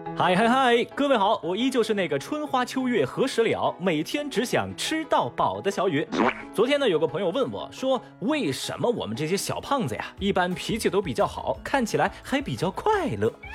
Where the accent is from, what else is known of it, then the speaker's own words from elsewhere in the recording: Chengdu, Sichuan, China; 我作为一个成都人